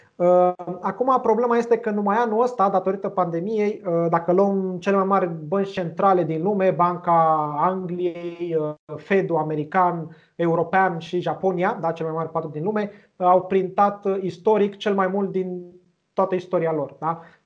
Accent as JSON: {"language": "Romanian", "country": "Romania", "said": "noi, ca români"}